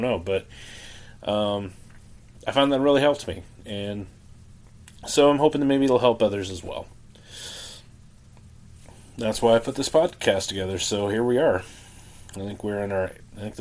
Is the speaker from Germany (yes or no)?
no; Canada; now in United States; I grew up actually in Canada. I didn't grow up here in the States, but I grew up in Canada